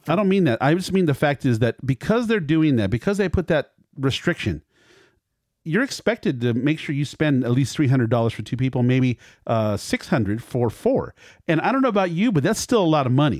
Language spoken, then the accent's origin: English; Culver City, California, United States; my hometown, Culver City